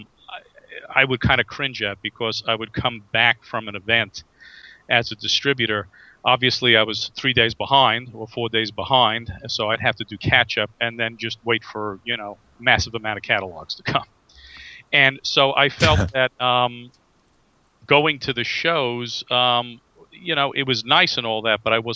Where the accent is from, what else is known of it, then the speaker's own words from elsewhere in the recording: New York, United States; I'm from the East Coast. I'm from New York